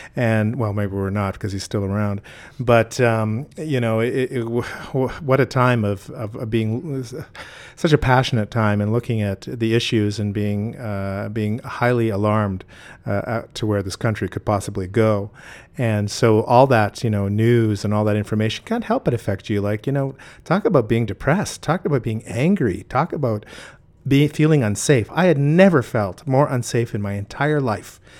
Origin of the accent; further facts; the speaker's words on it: Saskatchewan, Canada; also born or lived in southern Alberta; I grew up in Saskatchewan in Treaty Four, Gordon's